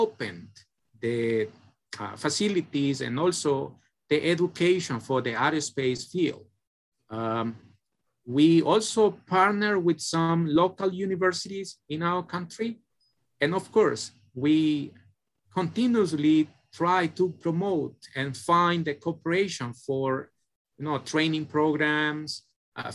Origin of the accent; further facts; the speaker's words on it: El Salvador; moved away as an adult; also born or lived in South Korea; from El Salvador